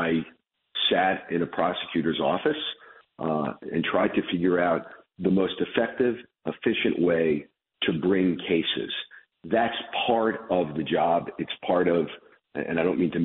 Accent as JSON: {"language": "English", "town": "Chicago", "region": "Illinois", "country": "United States", "tie": "born or raised there", "also_born_or_lived": "Brooklyn, New York", "said": "I was born in Brooklyn when I was a kid, in 1968, my parents moved me to Chicago"}